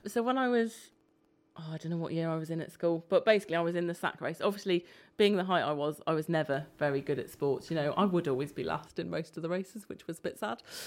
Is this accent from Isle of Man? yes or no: yes; Isle of Man; moved away; I grew up on the Isle of Man